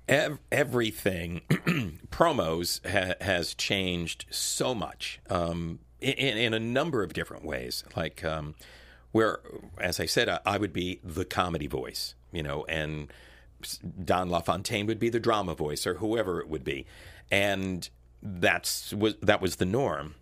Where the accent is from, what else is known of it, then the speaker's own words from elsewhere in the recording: Connecticut, United States; moved away as an adult; also born or lived in Washington, D.C.; being an Italian kid growing up in Connecticut